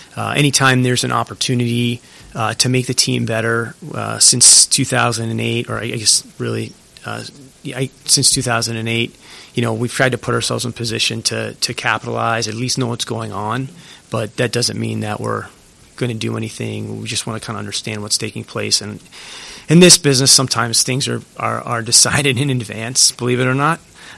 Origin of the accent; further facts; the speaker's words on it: New England, United States; you guys know I'm from New England